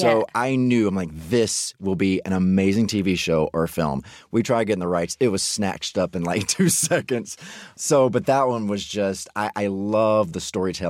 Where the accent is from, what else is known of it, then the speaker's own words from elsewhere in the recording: Mississippi, United States; For me, I grew up in Mississippi right next door